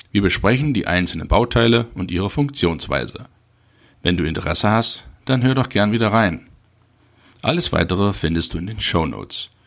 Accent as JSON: {"language": "German", "town": "Halle", "region": "Saxony-Anhalt", "country": "Germany", "tie": "born there", "said": "Ich wurde 1971 in Halle an der Saale geboren, absolvierte die zehnjährige Schulbildung"}